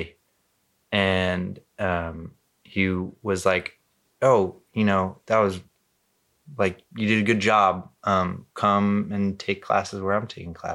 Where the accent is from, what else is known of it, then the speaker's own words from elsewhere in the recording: Costa Mesa, California, United States; also born or lived in Newport Beach / Corona del Mar / Anaheim; I lived in Costa Mesa and for most of my childhood.